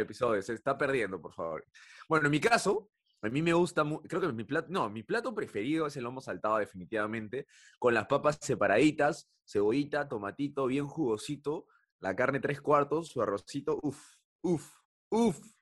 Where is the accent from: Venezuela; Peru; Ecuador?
Peru; nuestra vida como peruanos